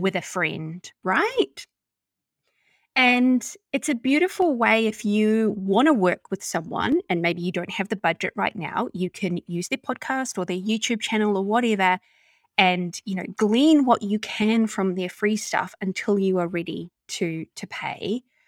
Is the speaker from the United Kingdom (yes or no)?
no; New Zealand; accent: Kiwi; my Kiwi accent